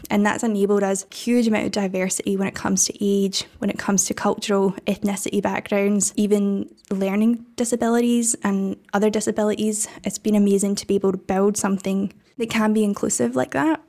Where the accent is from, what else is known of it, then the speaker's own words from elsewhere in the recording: Scotland, United Kingdom; accent: Scottish; got rejected from every art school in the country, which was Scotland, if you can't tell from my accent